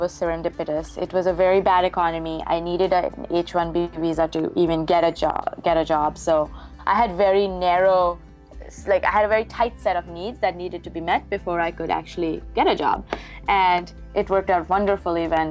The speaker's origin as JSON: {"language": "English", "country": "India", "tie": "born or raised there", "moved": "yes", "said": "I grew up in India"}